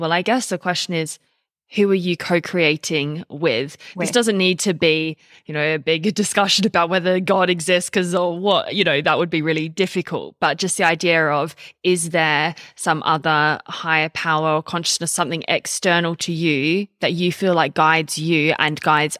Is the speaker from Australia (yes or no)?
yes; Australia; also born or lived in United Kingdom; I grew up in Australia and England mix, and we just honestly don't have the same culture about speaking